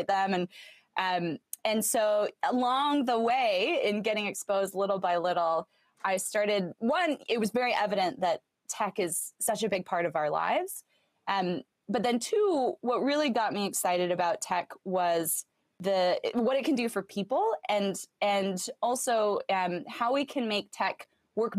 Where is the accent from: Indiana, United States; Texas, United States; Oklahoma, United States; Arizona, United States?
Arizona, United States; Southern; moved away as an adult; also born or lived in Stanford / San Francisco; so I grew up in Southern Arizona, close to the border with Mexico